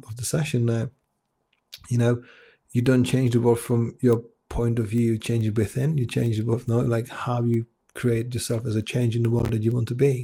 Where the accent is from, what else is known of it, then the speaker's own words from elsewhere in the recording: Czechia; English is a second language; moved away as an adult; now in England, United Kingdom; I was born in Czech Republic